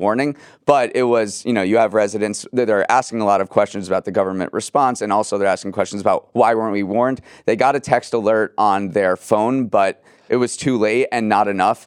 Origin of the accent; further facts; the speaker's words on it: New England, United States; my hometown fair, which is the Big E in New England